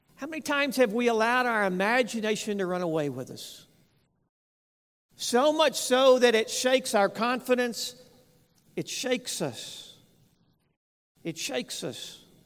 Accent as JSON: {"language": "English", "region": "West Texas", "country": "United States", "tie": "born or raised there", "said": "I grew up in West Texas"}